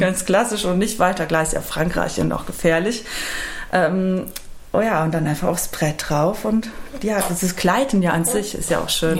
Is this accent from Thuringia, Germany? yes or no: no; Rhineland-Palatinate, Germany; now in Cologne, Germany; ich komme aus der Pfalz